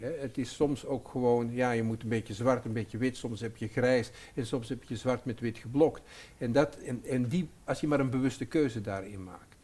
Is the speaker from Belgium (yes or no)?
yes; Antwerp, Flanders, Belgium; ik ben Antwerpenaar, eh, maar mijn, mijn moeder was Nederlands en mijn vader was Antwerpenaar